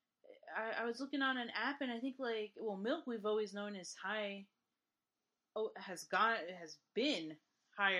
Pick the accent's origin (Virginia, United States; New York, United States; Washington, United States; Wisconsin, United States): New York, United States; accent: New York; My New York accent